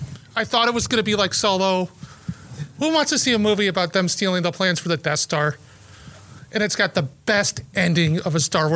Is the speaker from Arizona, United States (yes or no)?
no; Philadelphia, Pennsylvania, United States; I'm from Philadelphia.